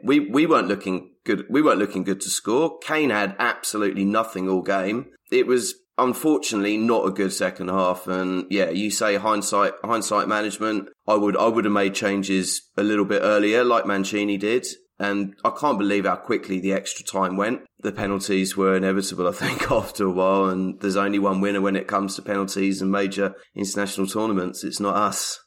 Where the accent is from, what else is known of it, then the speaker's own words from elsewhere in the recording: England, United Kingdom; moved away; an Englishman living overseas